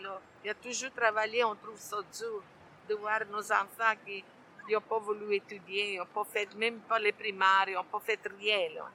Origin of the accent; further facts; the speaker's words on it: Italy; first language Italian; French is a second language; moved away as an adult; now in Saint-Léonard, Canada; je suis italienne, née en Italie, étudiée en Italie. Je suis arrivée ici en 1964.